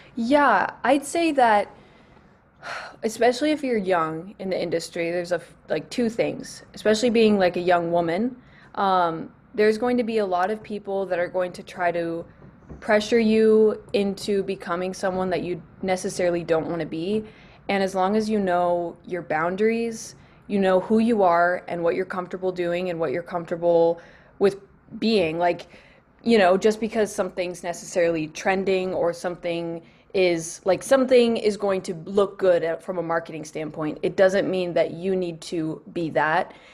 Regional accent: Northern California, United States; I grew up, um, on a, actually on a small farm in California

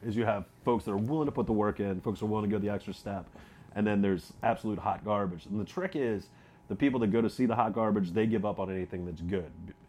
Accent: Baltimore, Maryland, United States; I'm from Baltimore

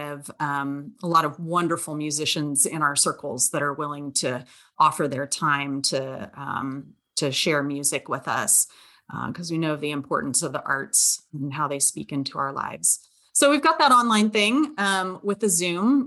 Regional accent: Southern California, United States; now in West Virginia, United States; I'm from Southern California

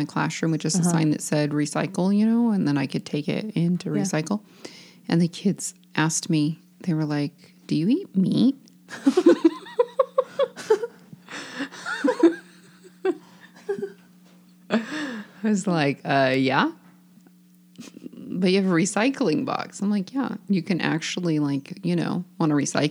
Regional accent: Eastern Oregon, United States; moved away; I'm from Eastern Oregon

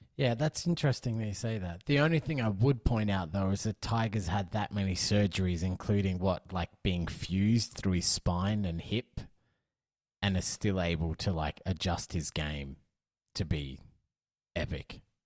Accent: Australia; as an Australian

